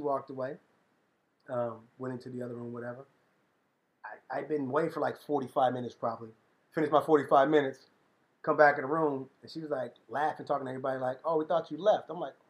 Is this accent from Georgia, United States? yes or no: yes; Conyers, Georgia, United States; born there; I was born just outside of DeKalb County, near Conyers, Georgia.